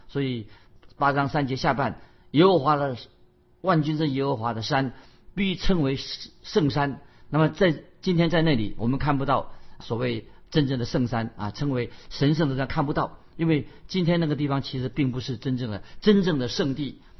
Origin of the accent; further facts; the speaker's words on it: China; 我们中国人有一句话，俗语说“居安思危”